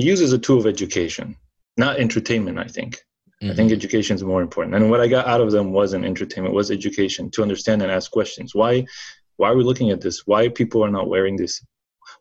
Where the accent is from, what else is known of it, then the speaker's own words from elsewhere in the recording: Colombia; moved away; Growing up in Colombia, I went to most schools